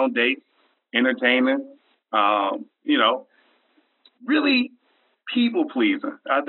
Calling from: Memphis, Tennessee, United States; I'm calling down from the Bluffs, Memphis, Tennessee.

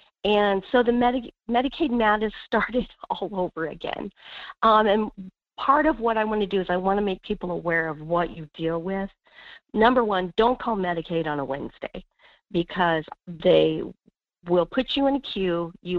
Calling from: Wasilla, Alaska, United States; Hey, this is … in Wasilla.

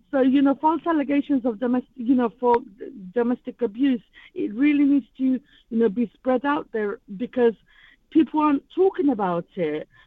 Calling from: London, United Kingdom; I'm actually calling from East London.

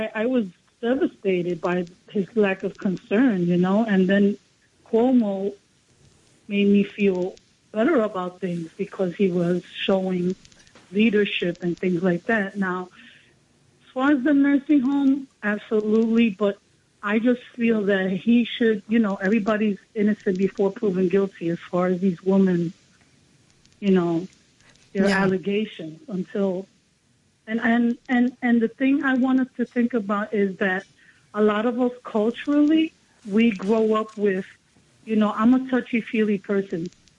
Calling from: Bronx, New York, United States; Down Bronx.

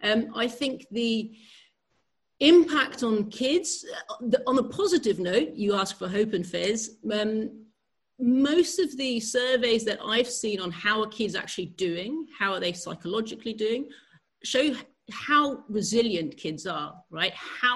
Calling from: Netherlands; I'm calling you from the Netherlands

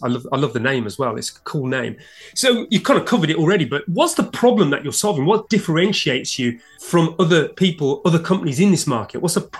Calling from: London, United Kingdom; and I'm speaking from London, UK.

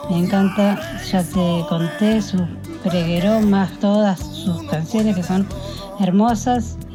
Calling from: Rosario, Santa Fe, Argentina; gallegos de Rosario.

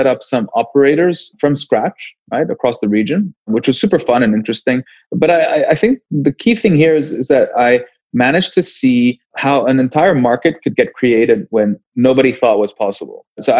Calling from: Cape Town, Western Cape, South Africa; Yeah, things in Cape Town are nice. It's summer, so we're enjoying some warm weather

